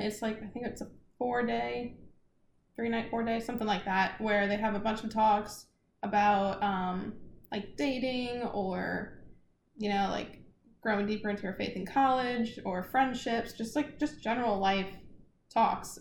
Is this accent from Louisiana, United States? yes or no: yes; South Louisiana, United States; I'm from South Louisiana